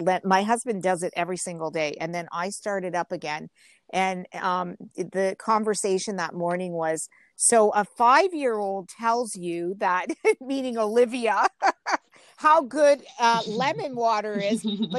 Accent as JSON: {"language": "English", "town": "Genoa", "region": "Liguria", "country": "Italy", "tie": "born or raised there", "said": "when I got off the airplane and was driving into where I grew up in Genova, they were everywhere."}